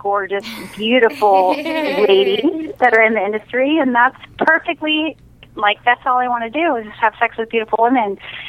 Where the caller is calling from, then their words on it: San Diego, California, United States; I'm calling from San Diego, California.